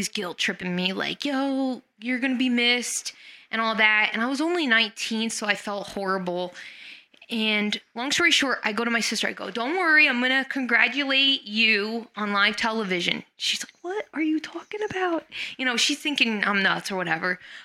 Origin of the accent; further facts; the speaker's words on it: Lakehurst, New Jersey, United States; I'm a temp receptionist from the airship capital of the world, Lakehurst, New Jersey